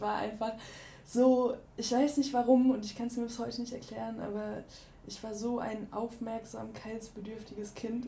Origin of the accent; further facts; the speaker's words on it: Ruhr area, North Rhine-Westphalia, Germany; now in Cologne, Germany; ich bin im, im Ruhrgebiet groß geworden